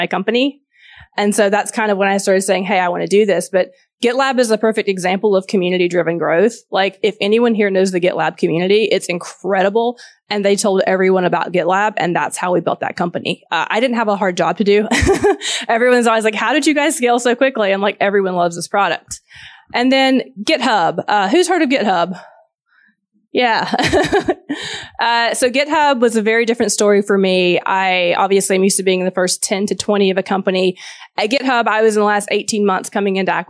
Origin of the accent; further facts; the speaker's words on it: Georgia, United States; accent: Southern; So my background, I'm from Georgia. If you can hear a Southern accent, some people can't, some can. I'm from the South in the U.S. Grew up on a farm